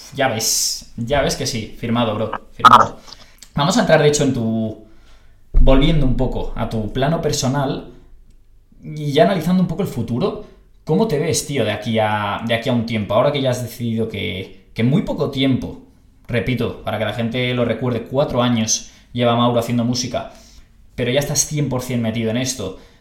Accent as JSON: {"language": "Spanish", "town": "Barcelona", "region": "Catalonia", "country": "Spain", "said": "yo soy de Barcelona"}